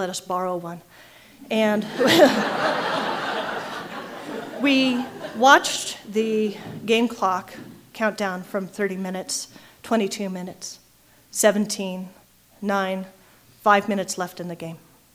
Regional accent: Colorado, United States; I'm from Colorado

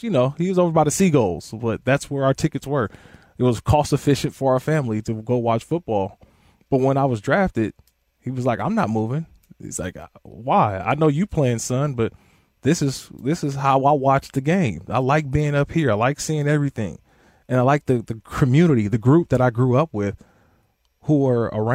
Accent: Oakland, California, United States; I'm from Oakland

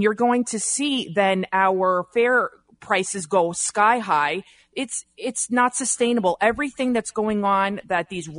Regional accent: New York City, New York, United States; I'm from the Bronx.

